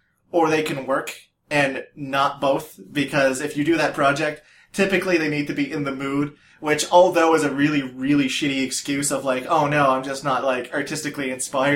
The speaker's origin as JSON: {"language": "English", "town": "Yarmouth", "region": "Nova Scotia", "country": "Canada", "tie": "born or raised there", "said": "I grew up in Yarmouth"}